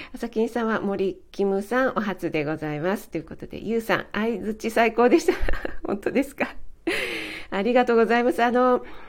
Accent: Kanagawa, Japan; 私も神奈川出身なので

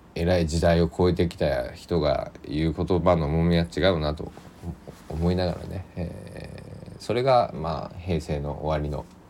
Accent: Kochi, Japan; 僕の地元高知県佐木市

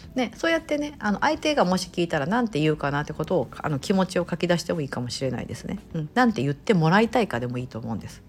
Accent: Japan; now in United States; 私みたいな日本人の方もそうですし

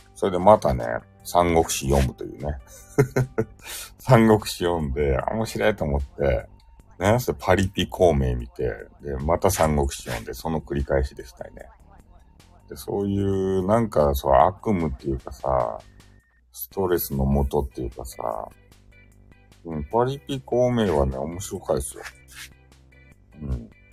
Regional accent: Fukuoka, Japan; accent: Hakata dialect; 俺のさ、博多弁

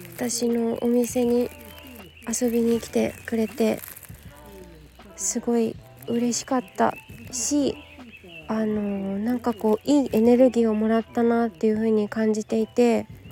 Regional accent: Yokohama, Kanagawa, Japan; 私の地元

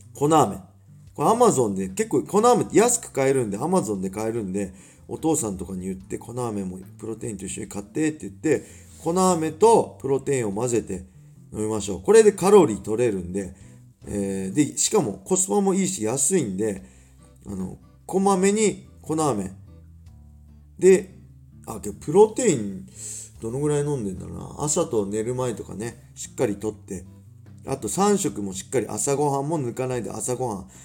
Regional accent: Inashiki, Ibaraki, Japan; 僕と同じ稲敷市出身

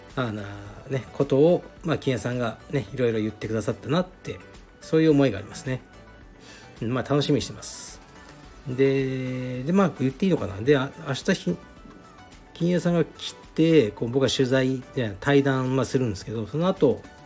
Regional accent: Fukuoka, Japan; moved away; 福岡に来いとでうちの実家に泊まれ

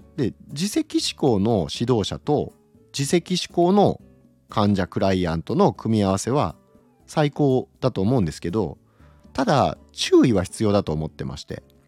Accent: Okayama, Japan; 岡山出身なんですけど

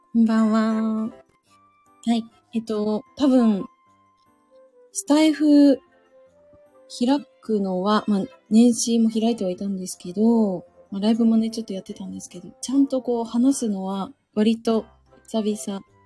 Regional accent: Suzu, Ishikawa, Japan; moved away; 私の、まあ、生まれ故郷が今回一番、一番というか、まあ、ニュースでも話題になってる石川県の能登半島が私の故郷というか、まあ、生まれた場所ですね

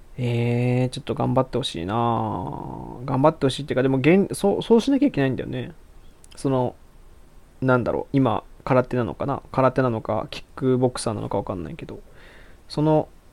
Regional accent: Aichi, Japan; moved away as an adult; now in Osaka, Japan; もともと愛知県出身 で、今、下宿で大阪、一人暮らししてて

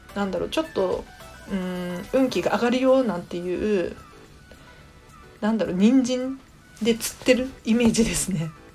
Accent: Tokyo, Japan; 私東京都民なので

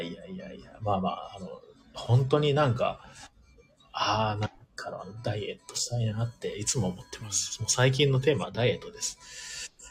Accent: Ehime, Japan; now in Tokyo, Japan; 僕の実家も愛媛なんで

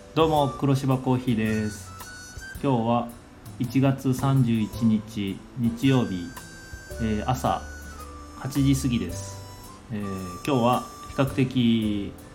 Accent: Higashisonogi District, Nagasaki, Japan; moved away as an adult; also born or lived in Takehara, Hiroshima; 出身は長崎県の東園木郡っていう、えー、そんなに大きな町ではないところが、えー、出身にな

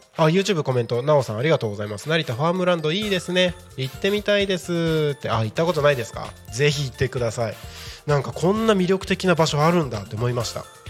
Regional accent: Takko, Aomori, Japan; moved away; 自分の生まれ育った青森県田子町

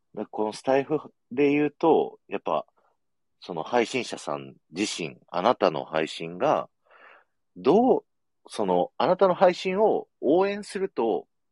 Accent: Aichi, Japan; 僕、愛知県民なのに

